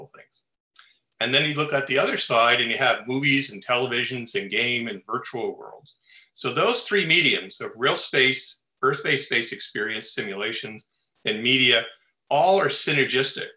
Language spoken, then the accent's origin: English; Los Angeles, California, United States; Born and raised in Los Angeles and love living here.